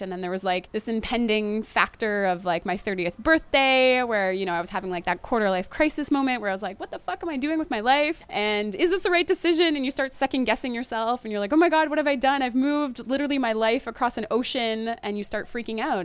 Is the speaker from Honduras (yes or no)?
no; Canada; moved away as an adult